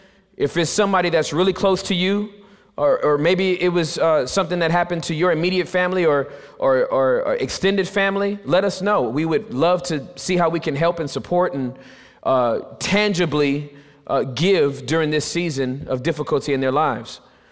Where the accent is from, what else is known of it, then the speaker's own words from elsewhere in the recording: California, United States; You see, I'm from Southern California.